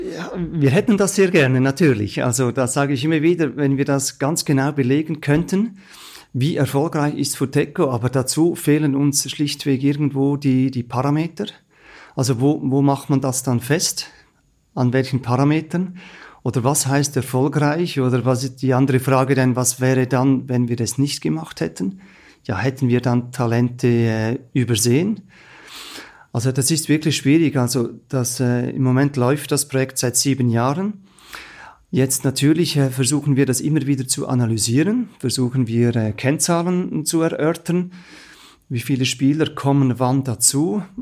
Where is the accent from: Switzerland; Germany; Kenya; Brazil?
Switzerland; Central Switzerland; ich komme selber aus der Innerschweiz